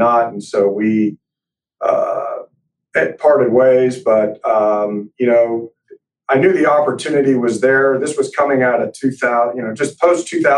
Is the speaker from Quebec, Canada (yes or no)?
yes; Montreal, Quebec, Canada; now in Texas, United States; I was born in Montreal, Canada